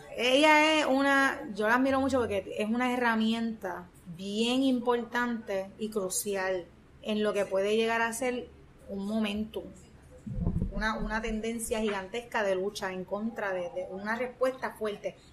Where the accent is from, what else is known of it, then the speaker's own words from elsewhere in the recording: Ponce, Puerto Rico; mi pueblo de Ponce